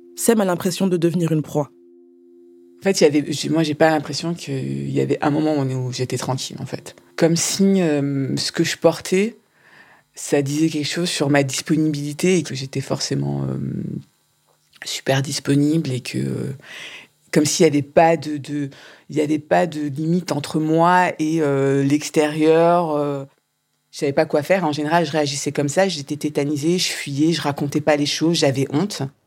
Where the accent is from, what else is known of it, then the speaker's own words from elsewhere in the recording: Strasbourg, Grand Est, France; Je suis née, j'ai vécu à Strasbourg jusqu'à euh, euh, jusqu'à mes 16-18 ans